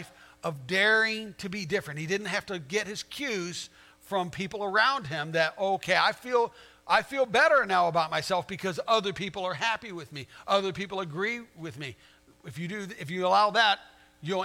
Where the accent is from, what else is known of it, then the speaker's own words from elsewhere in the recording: Arizona, United States; moved away as an adult; also born or lived in Virginia; I grew up in Arizona